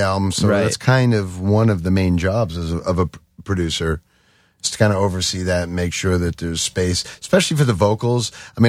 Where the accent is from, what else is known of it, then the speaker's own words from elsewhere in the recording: Long Beach, New York, United States; I'm from Long Beach. I grew up on Long Beach.